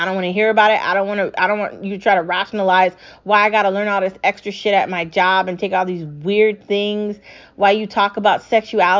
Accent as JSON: {"language": "English", "region": "New York", "country": "United States", "tie": "born or raised there", "said": "I grew up in New York. I spent every weekend there"}